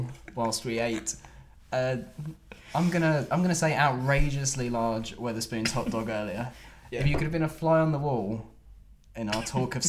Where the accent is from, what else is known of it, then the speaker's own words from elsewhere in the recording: York, Yorkshire and the Humber, United Kingdom; Yeah, we both chose my hometown of York.